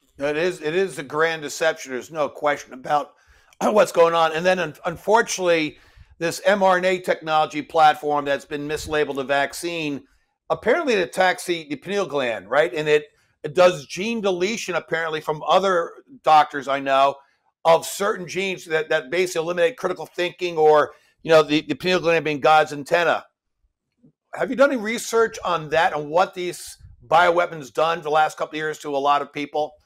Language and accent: English; New York, United States; I'm a New Yorker